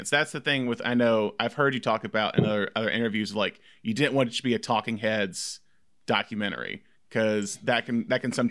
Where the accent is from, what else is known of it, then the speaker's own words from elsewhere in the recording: the South, United States; because we're both from the South.